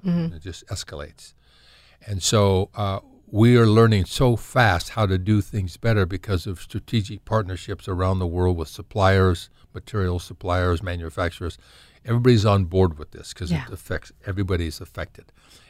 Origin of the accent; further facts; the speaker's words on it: California, United States; Well, it's interesting, you know, I'm from Southern Cal, and this is a funny conversation we've had.